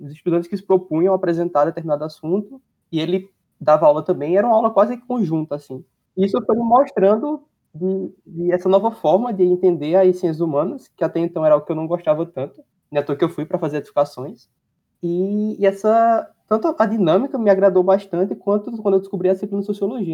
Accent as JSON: {"language": "Portuguese", "town": "Caruaru", "region": "Pernambuco", "country": "Brazil", "moved": "as an adult", "lives_now": "Recife, Brazil", "said": "Eu estudo no Federal em Recife e sou do Caruaru."}